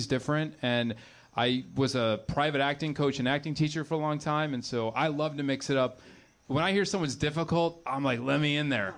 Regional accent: Chicago, Illinois, United States; now in Los Angeles, United States; I grew up in Chicago

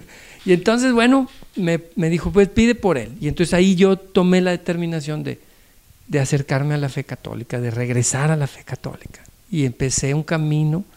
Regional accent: Acapulco, Guerrero, Mexico; also born or lived in Nuevo Laredo, Tamaulipas; allá en Acapulco, que es donde me crié. Yo nací en Nuevo Laredo, Tamaulipas, pero me crié en Acapulco

